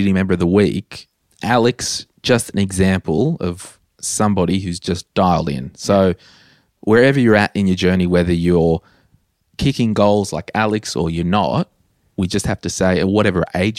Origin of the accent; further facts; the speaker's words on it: Townsville, Queensland, Australia; Putting all of my stuff in storage in Brisbane to go back to my hometown of Townsville in the Christmas months with the intent of moving back to Brisbane.